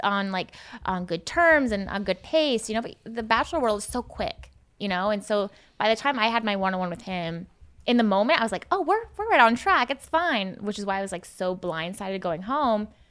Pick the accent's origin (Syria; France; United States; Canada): United States; Seattle, Washington; I'm from Seattle